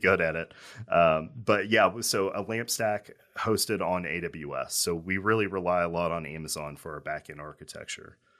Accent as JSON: {"language": "English", "town": "Owensboro", "region": "Kentucky", "country": "United States", "tie": "born or raised there", "said": "growing up in Owensboro, I was around hunting"}